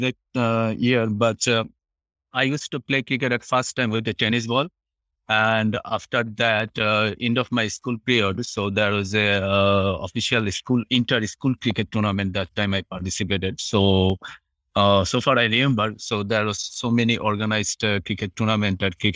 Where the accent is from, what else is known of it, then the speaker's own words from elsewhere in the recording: Dhaka, Dhaka Division, Bangladesh; moved away as an adult; now in Japan; I'm from Bangladesh, the capital from Dhaka city.